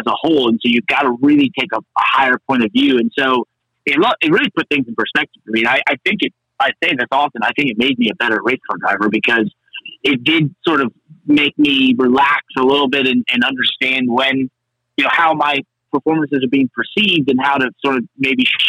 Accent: United States; where I grew up in Connecticut, New York

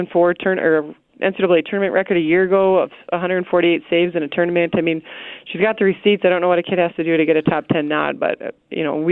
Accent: New York City, New York, United States; I'm a New Yorker, right? Like, I was born in Queens

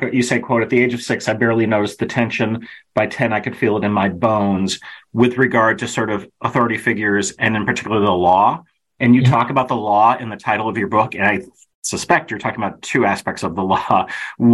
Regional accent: Kenilworth, Illinois, United States; I grew up in Kenilworth, Illinois

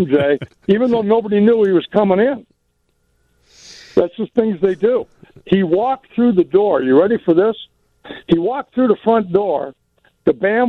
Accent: California, United States; I'm from California.

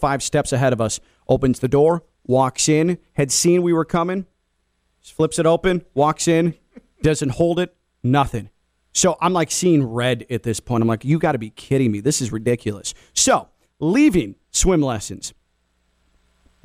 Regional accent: Chicago, Illinois, United States; born or raised there; now in South Florida, United States

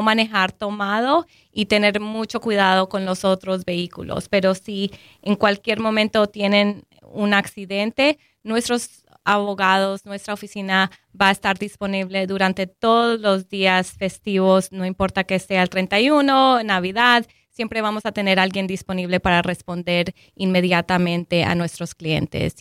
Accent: Colombia

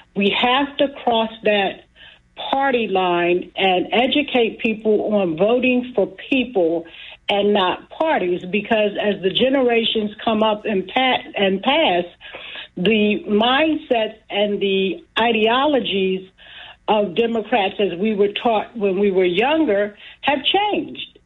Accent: Atlantic City, New Jersey, United States; I am a, a woman in this community, born and raised in Atlantic City

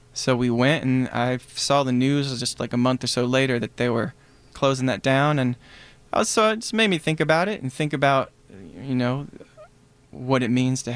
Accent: Black Mountain, North Carolina, United States; moved away as an adult; also born or lived in Berea, Kentucky; now in Chicago, United States; I'm from Black Mountain. Which is pretty close to Asheville.

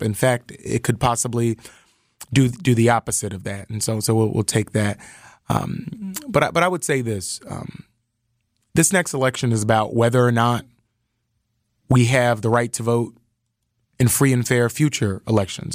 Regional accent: Philadelphia, Pennsylvania, United States; I'm from Philly

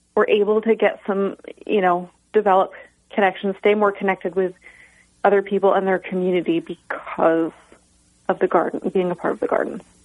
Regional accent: Tully, New York, United States; my hometown of Tully, New York, um, small town between Cortland and Syracuse

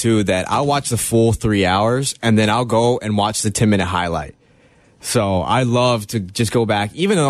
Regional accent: Texas, United States; Yeah, I grew up in Texas and grew up around there.

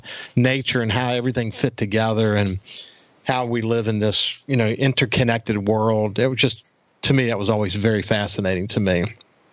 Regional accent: Bellevue, Mississippi, United States; I was raised in Bellevue

